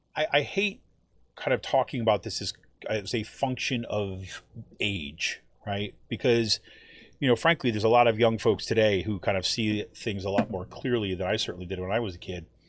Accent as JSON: {"language": "English", "town": "Utica", "region": "New York", "country": "United States", "tie": "born or raised there", "moved": "as an adult", "lives_now": "Allentown, United States", "said": "my hometown of Utica"}